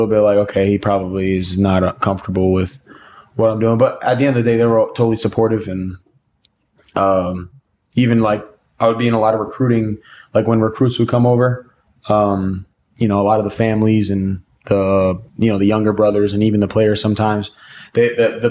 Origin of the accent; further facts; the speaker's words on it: New York City, New York, United States; also born or lived in Michigan / Los Angeles, California; now in Nashville, United States; I'm from New York City